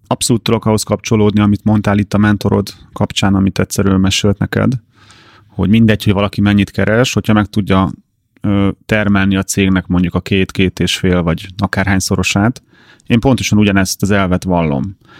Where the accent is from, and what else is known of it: Hungary